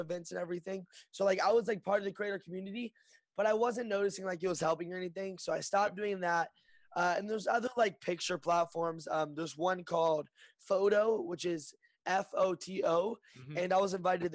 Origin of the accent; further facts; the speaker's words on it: Lexington, Kentucky, United States; moved away as an adult; now in Burbank, United States; I'm born and raised in Lexington, Kentucky, and I just moved to Burbank